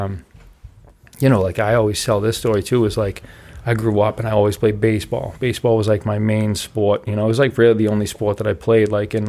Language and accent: English; Braintree, Massachusetts, United States; I grew up in Braintree.